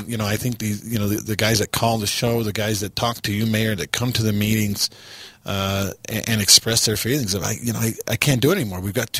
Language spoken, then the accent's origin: English; Texas, United States; moved away; I grew up in Texas.